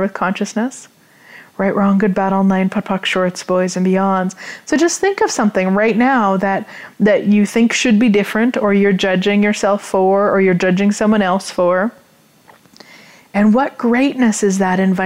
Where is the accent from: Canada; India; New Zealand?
Canada; being a Canadian, living in Canada, everything is in both English and French